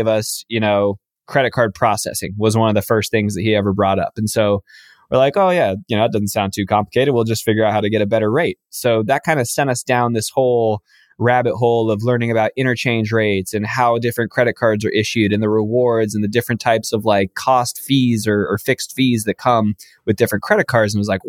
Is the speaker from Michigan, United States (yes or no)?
no; Los Angeles, California, United States; I'm from Los Angeles, born and raised in this area.